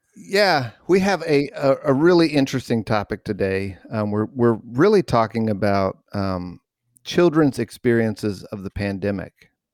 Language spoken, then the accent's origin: English; New Mexico, United States; growing up in New Mexico